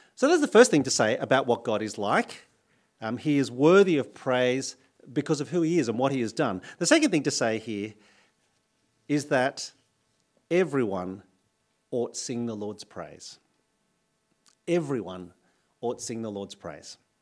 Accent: New South Wales, Australia; moved away as an adult; now in Adelaide, Australia; I'm from New South Wales

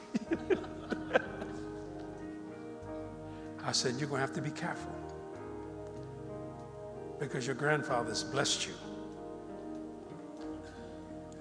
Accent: United States; also born or lived in New Orleans; I'm an American. I'm an American.

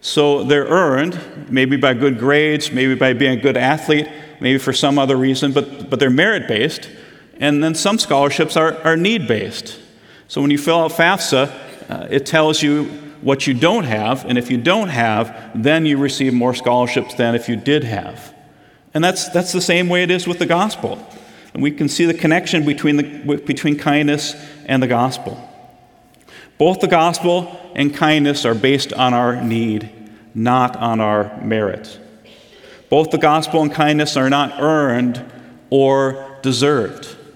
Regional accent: Midwest, United States; being born and raised in the Midwest

